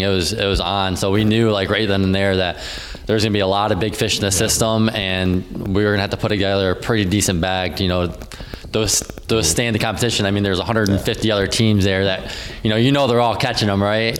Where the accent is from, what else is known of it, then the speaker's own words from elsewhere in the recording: Downriver, Michigan, United States; I grew up uh, downriver. Um, I started off fishing Detroit River. Uh, fished a lot of uh, the local rivers around like the Belleville area with my grandpa